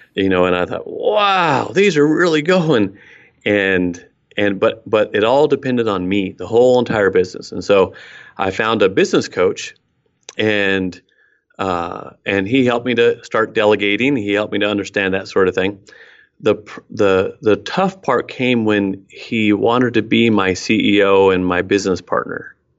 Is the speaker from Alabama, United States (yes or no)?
no; Oregon, United States; also born or lived in Mexico; I was born up in Oregon, uh, hiking boots all the time, that sort of thing.